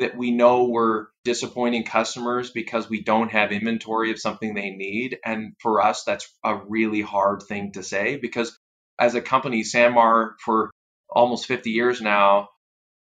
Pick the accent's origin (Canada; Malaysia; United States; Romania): Canada; I'm Canadian